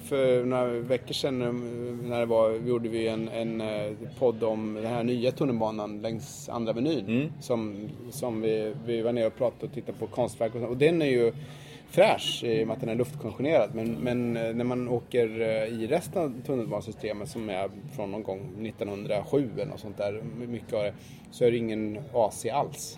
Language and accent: Swedish; Sweden; moved away; som svensk